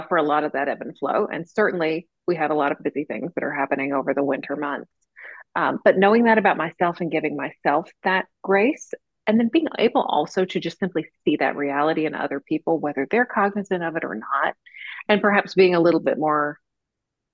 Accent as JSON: {"language": "English", "region": "South Florida", "country": "United States", "tie": "born or raised there", "also_born_or_lived": "Georgia / Texas", "moved": "as an adult", "said": "I grew up in South Florida, in the Southeast US"}